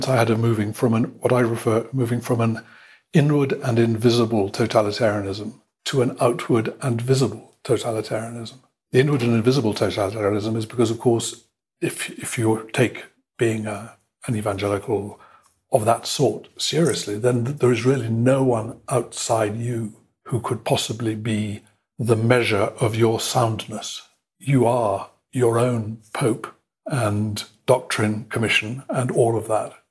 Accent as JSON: {"language": "English", "region": "England", "country": "United Kingdom", "also_born_or_lived": "Mexico / Brazil / Bolivia / Chile", "moved": "yes", "said": "I'm an Englishman of a certain age. I'm 60-year-old Englishman"}